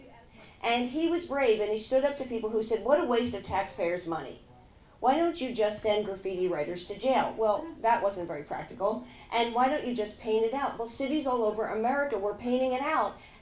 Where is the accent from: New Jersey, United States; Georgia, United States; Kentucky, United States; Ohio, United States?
New Jersey, United States; Margate; moved away as an adult; also born or lived in Los Angeles, California; now in Philadelphia, United States; I grew up in Margate, New Jersey